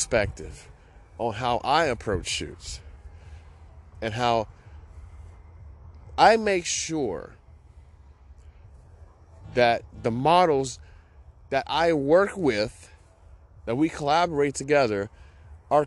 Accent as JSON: {"language": "English", "town": "Chicago", "region": "Illinois", "country": "United States", "tie": "born or raised there", "moved": "yes", "lives_now": "Hawaii, United States", "said": "I grew up in Chicago"}